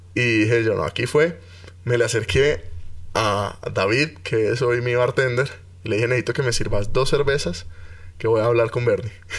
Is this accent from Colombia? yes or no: yes; Cali, Valle del Cauca, Colombia; now in Bogotá, Colombia; Yo soy caleño